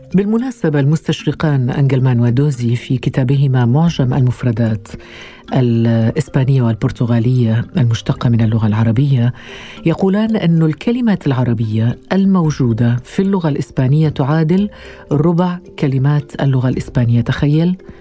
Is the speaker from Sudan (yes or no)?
no; Algeria; وانا من الجزائر